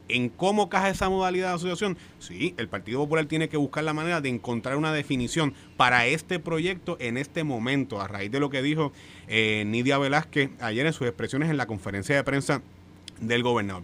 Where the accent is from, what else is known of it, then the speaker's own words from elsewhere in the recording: Puerto Rico; los puertorriqueños tenemos que votar en una papeleta